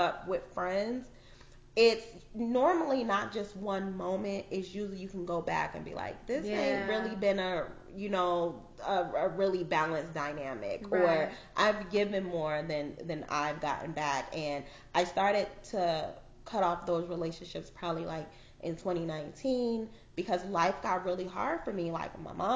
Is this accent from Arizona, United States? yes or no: yes; Arizona, United States; I grew up in Arizona